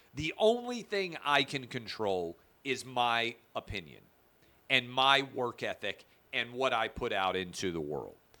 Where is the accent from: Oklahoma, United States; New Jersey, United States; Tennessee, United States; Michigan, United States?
Tennessee, United States; Nashville; I grew up in Nashville